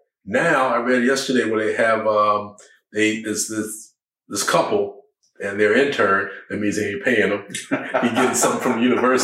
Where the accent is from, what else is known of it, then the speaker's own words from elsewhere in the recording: Southeast, United States; When I grew up in the Southeast